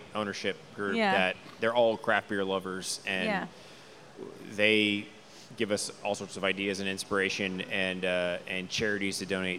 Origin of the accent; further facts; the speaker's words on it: Houston, Texas, United States; Born and raised in Houston, so enchiladas. I'd say this is a very Houston beer in my opinion.